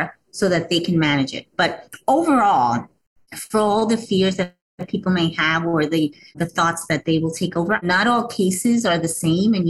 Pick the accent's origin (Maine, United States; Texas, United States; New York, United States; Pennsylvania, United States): New York, United States; my family is from Puerto Rico. I was born here in New York, but still very close to my roots